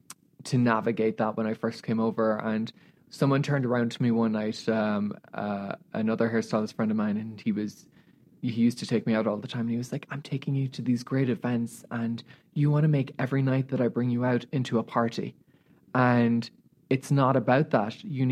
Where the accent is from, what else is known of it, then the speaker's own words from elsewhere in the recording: Australia; as you know, being Australian, like Americans are not very like that.